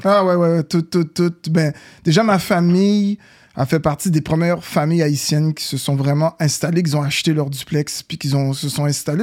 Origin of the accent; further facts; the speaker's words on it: Montreal, Quebec, Canada; also born or lived in New York; j'ai quitté Saint-Michel il y a plusieurs années